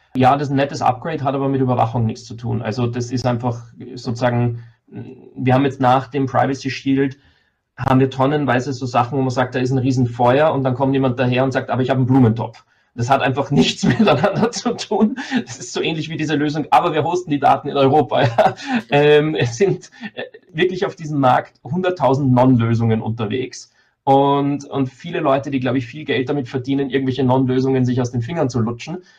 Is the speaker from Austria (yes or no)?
yes; Austria; ich als Österreicher